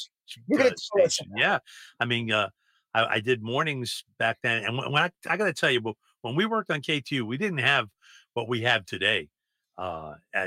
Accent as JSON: {"language": "English", "town": "New York City", "region": "New York", "country": "United States", "said": "I was from Brooklyn."}